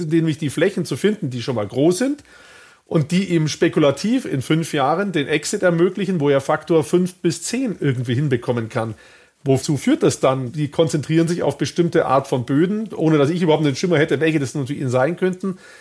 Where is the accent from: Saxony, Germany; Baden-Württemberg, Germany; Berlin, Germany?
Baden-Württemberg, Germany; ich bin in Baden-Württemberg aufgewachsen